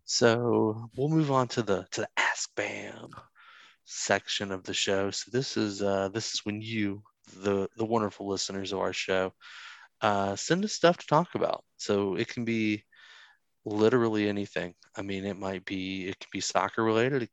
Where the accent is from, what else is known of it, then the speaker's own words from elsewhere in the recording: the South, United States; I'm from the South